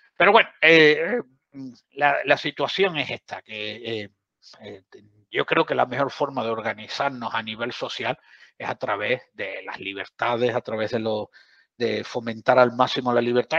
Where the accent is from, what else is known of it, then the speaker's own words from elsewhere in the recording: southern Andalusia, Spain; soy del sur de Andalucía